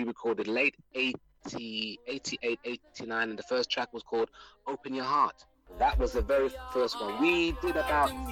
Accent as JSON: {"language": "English", "region": "London", "country": "United Kingdom", "tie": "born or raised there", "also_born_or_lived": "New Cross, London", "said": "I grew up in South London, Peckham"}